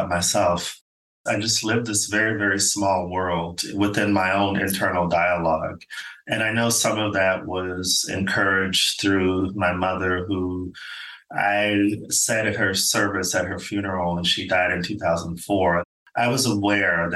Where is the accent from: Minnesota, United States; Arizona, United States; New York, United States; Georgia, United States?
Arizona, United States; Phoenix; moved away as an adult; also born or lived in Los Angeles, California / Stockholm, Sweden / United Kingdom; I am an American. I'm originally from Phoenix, Arizona, and spent 20 plus years living in Los Angeles, California.